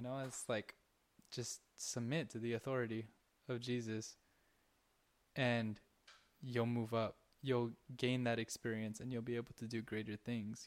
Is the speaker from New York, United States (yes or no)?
no; Southern California, United States; we're from SoCal.